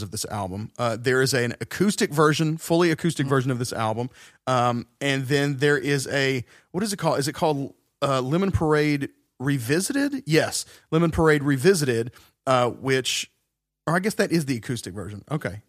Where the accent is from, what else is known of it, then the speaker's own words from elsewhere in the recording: the South, United States; we're from the South